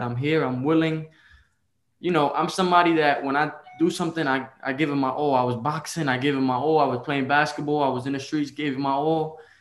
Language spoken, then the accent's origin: English; New York City, New York, United States; I was born in the Bronx, New York